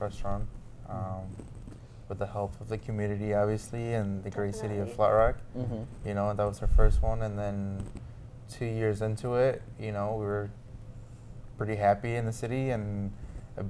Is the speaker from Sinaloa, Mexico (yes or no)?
no; Mexico City, Mexico; now in Michigan, United States; my hometown because I was born in Mexico City. My parents, we lived there for quite a bit